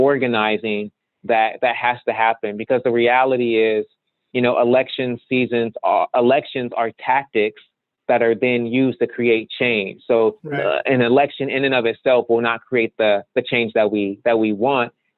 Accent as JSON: {"language": "English", "region": "Ohio", "country": "United States", "moved": "as an adult", "lives_now": "Arizona, United States", "said": "I'm originally from Ohio, and I moved here"}